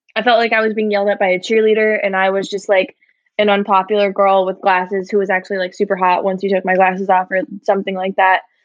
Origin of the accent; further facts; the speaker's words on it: Michigan, United States; now in Brooklyn, United States; I live in Bushwick, Brooklyn, and I am originally from Michigan.